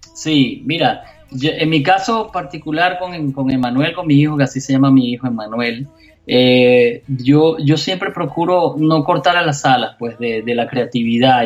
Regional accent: Venezuela; now in Miami, United States; mi país, en Venezuela

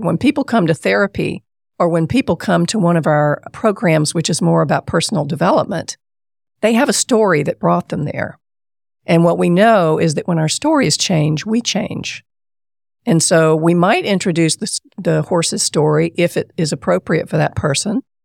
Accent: Columbia, South Carolina, United States; I grew up in Columbia, South Carolina

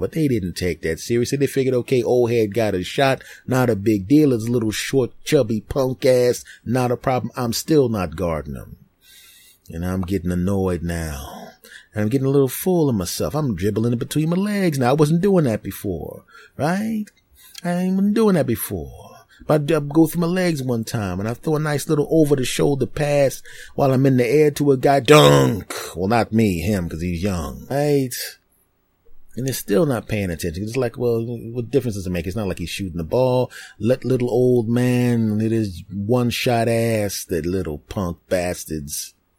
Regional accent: Philadelphia, Pennsylvania, United States; moved away; my hometown of Philadelphia

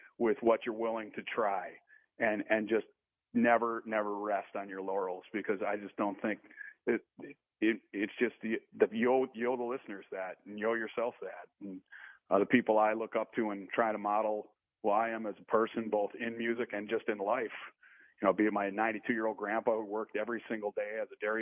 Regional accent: Wisconsin, United States; I'm from Wisconsin

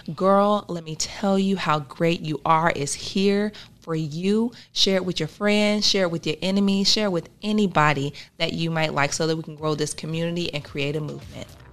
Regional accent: Arkansas, United States; also born or lived in Tupelo, Mississippi; now in Nebraska, United States; I was born in Tupelo, Mississippi, raised in Arkansas, and I migrated to Nebraska

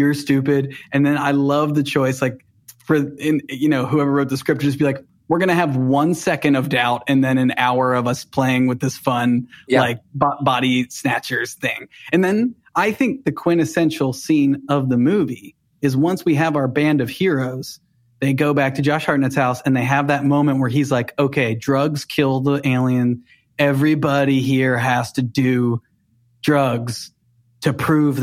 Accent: Cincinnati, Ohio, United States; I grew up outside of Cincinnati, in the burbs of Cincinnati

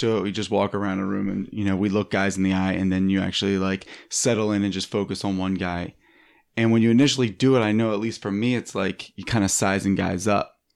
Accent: Philadelphia, Pennsylvania, United States; now in Los Angeles, United States; I'm from Philadelphia

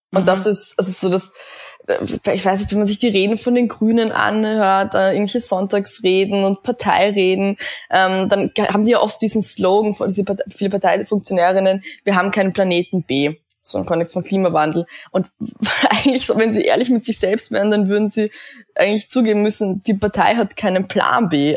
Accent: Eisenstadt, Burgenland, Austria; ich bin im Burgenland aufgewachsen, ähm, in einem kleinen Vorort von Eisenstadt, Kleinhöflein heißt

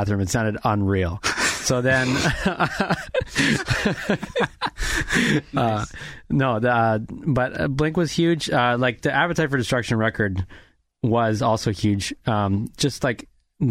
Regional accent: Regina, Saskatchewan, Canada; I'm from Regina, Saskatchewan.

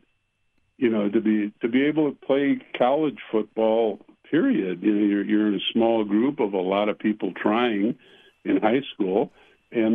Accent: St. Louis Park, Minnesota, United States; We moved from Minneapolis to St. Louis Park when I was about 6 years old. And on the field, empty field on France Avenue is when I was 10 years old where I first started playing football

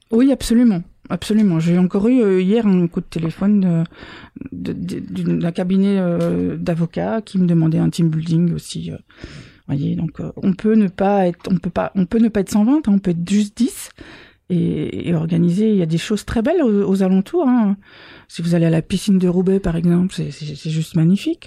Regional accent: Belgium

